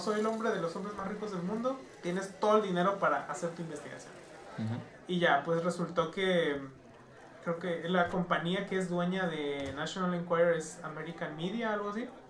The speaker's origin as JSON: {"language": "Spanish", "country": "Mexico", "said": "nosotros como personas mexicanas"}